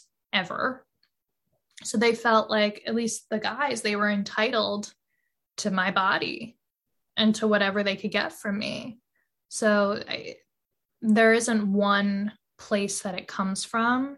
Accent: New York City, New York, United States; I grew up on the Upper East Side of Manhattan

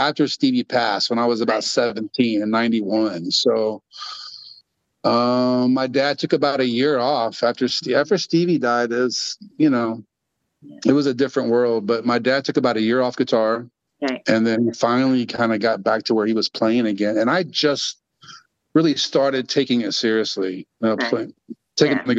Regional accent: Austin, Texas, United States; also born or lived in Dallas, Texas; that's where I was born. I pretty much grew up in Austin

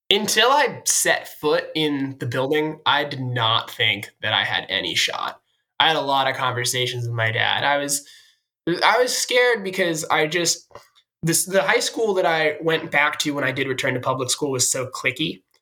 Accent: Sudbury, Massachusetts, United States; I'm from Sudbury, Massachusetts.

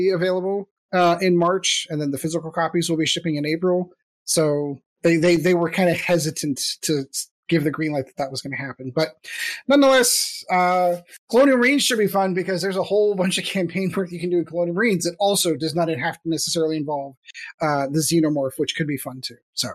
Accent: United States; I am an American

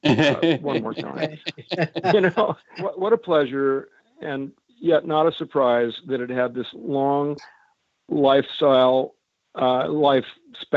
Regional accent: Cedar Rapids, Iowa, United States; since I was a little kid growing up in Cedar Rapids, Iowa

